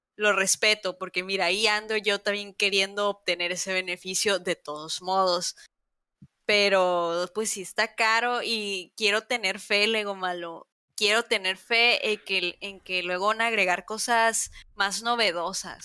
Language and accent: Spanish; Mexico; siendo mexicana